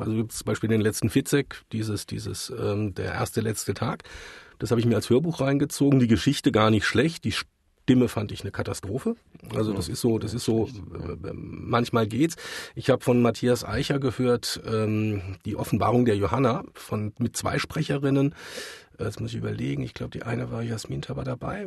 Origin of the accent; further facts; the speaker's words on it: Mannheim, Baden-Württemberg, Germany; ich bin tatsächlich gebürtiger Mannheimer